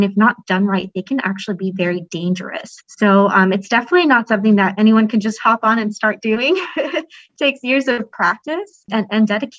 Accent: Guadalajara, Jalisco, Mexico; now in United States; I'm from Guadalajara, which is actually like where this sport is just gigantic. And I never experienced that when I was in Mexico growing up as a little girl.

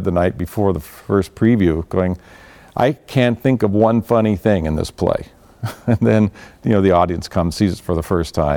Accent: Orange County, California, United States; I grew up in Orange County, California

